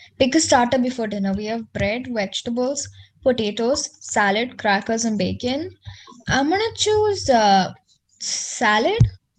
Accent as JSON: {"language": "English", "country": "India", "said": "Yeah, we're Indian"}